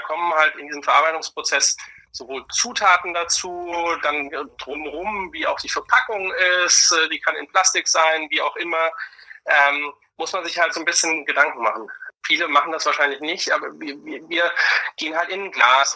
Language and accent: German; Germany; bei uns in Deutschland im Land des Sauerkrauts, wir werden ja weltweit die Krauts genannt